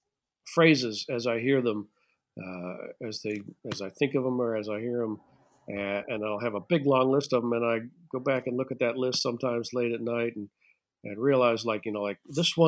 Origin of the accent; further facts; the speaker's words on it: United States; I'm an American